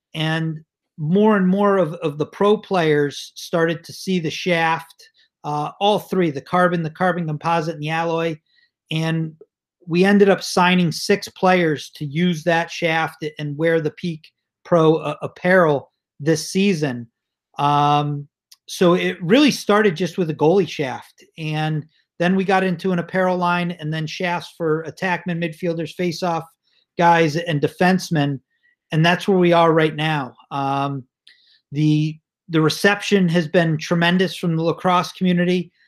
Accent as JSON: {"language": "English", "town": "Cheshire", "region": "Connecticut", "country": "United States", "tie": "born or raised there", "moved": "yes", "lives_now": "Boston, United States", "said": "I grew up in Cheshire, Connecticut"}